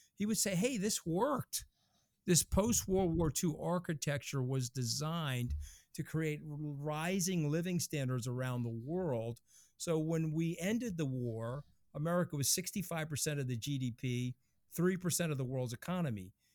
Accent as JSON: {"language": "English", "region": "New York", "country": "United States", "said": "I'm a New Yorker"}